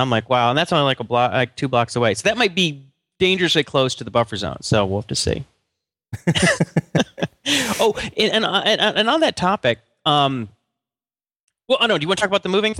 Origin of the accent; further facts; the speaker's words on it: Atlanta, Georgia, United States; So one of my very best friends, Mitchell Gould, who I grew up with in Atlanta, I've talked about him.